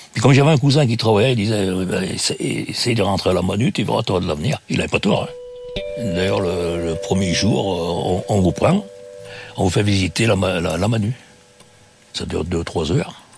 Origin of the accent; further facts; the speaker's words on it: Saint-Genest-Lerpt, Auvergne-Rhône-Alpes, France; je suis originaire de Saint-Genélaire dans la Loire.